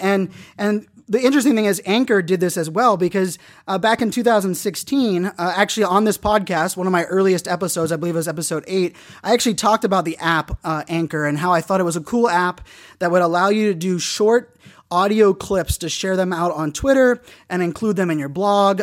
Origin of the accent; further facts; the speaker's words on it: Pittsburgh, Pennsylvania, United States; moved away; also born or lived in Virginia; growing up in Pittsburgh, I'm a diehard Pittsburgh sports fan